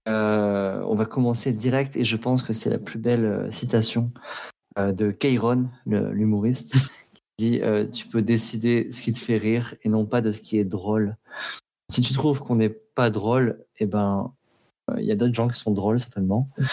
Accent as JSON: {"language": "French", "region": "Provence-Alpes-Côte d'Azur", "country": "France", "tie": "born or raised there", "said": "C'est bien euh, les Alpes de Haute-Provence. Donc voilà, je suis originaire de, là-bas"}